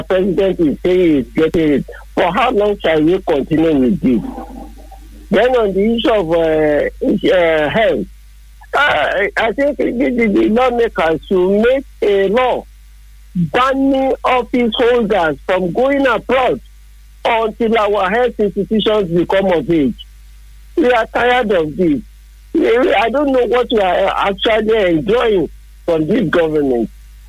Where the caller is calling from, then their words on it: Ayetoro, Ogun State, Nigeria; I am okay from United Towns of Ayetoro.